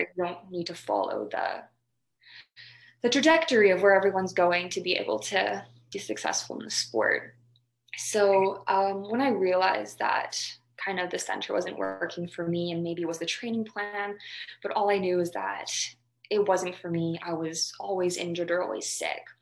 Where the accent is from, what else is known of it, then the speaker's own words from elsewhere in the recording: Calgary, Alberta, Canada; moved away as an adult; also born or lived in Victoria; growing up in Alberta where you have Lisa Mensink and um, or Jack, just specifically in Calgary